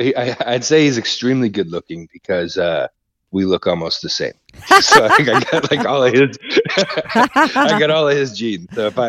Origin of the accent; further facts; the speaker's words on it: United States; moved away as an adult; now in Australia; I'm an American that moved here.